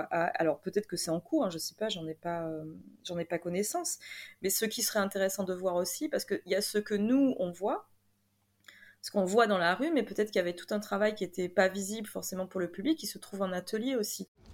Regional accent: Bordeaux, Nouvelle-Aquitaine, France; also born or lived in Paris; je suis de Bordeaux, donc n'étant pas nécessairement sur Paris, enfin maintenant si

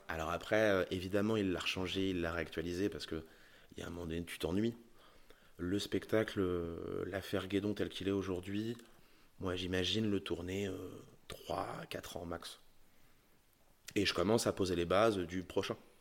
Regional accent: Charente, Nouvelle-Aquitaine, France; j'ai grandi en Charente

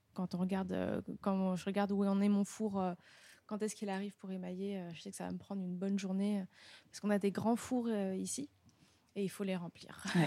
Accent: Paris region, Île-de-France, France; now in Montreuil, France; je viens de la région parisienne, voilà, et puis de Paris euh, où j'ai habité euh, assez longtemps. Maintenant, je suis à Montreuil

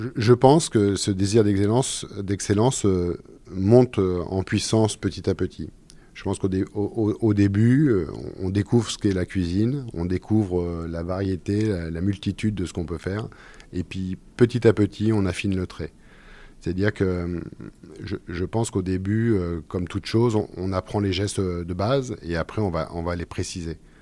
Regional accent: Orléans, Centre-Val de Loire, France; also born or lived in Sologne; je, suis né à Orléans, j'ai grandi dans le Loiret

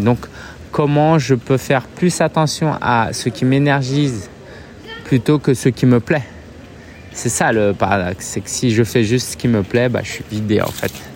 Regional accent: France; J'ai grandi en France, j'ai vu, je suis né en France

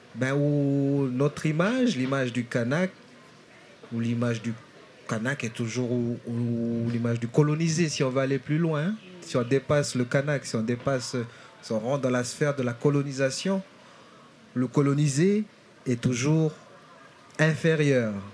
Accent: Nouméa, South Province, New Caledonia; also born or lived in Lifou, Loyalty Islands, New Caledonia; je suis né dans, une de ces îles-là, donc l'île de l'Ifou

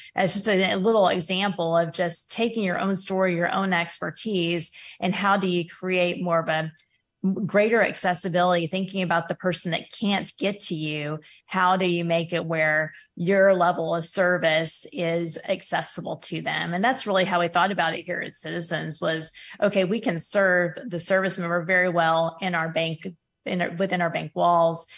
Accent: Oklahoma, United States; also born or lived in Kingsville, Texas / Hawaii; my hometown here in Oklahoma

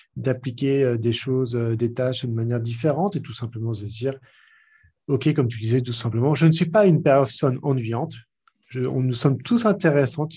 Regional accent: France; accent: French; mon accent bien trempé français

